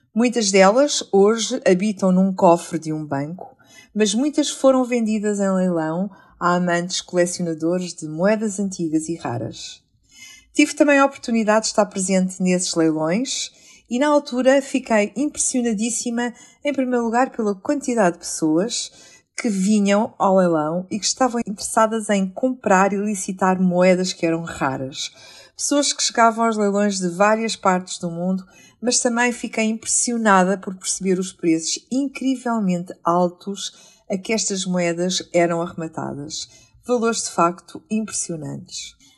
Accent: Portugal; enquanto portugueses

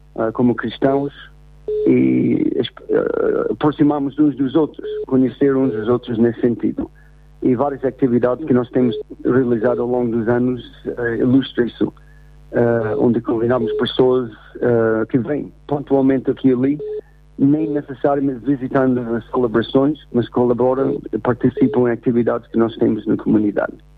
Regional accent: United States; first language English; Portuguese is a second language; now in Portugal; sendo americano, uh, tenho aprendido muito sobre a minha própria língua inglês através do português

